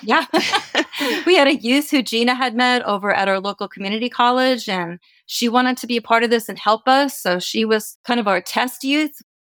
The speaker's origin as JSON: {"language": "English", "region": "East Coast", "country": "United States", "moved": "yes", "lives_now": "California, United States", "said": "I'm originally from the East Coast, moved to California in 1984"}